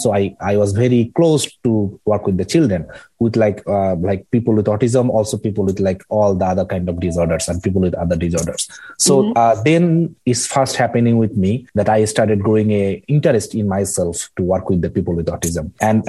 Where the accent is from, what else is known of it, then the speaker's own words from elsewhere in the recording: Bangladesh; moved away as an adult; So I grew up in a northern part of Bangladesh. I grew up in a remote village.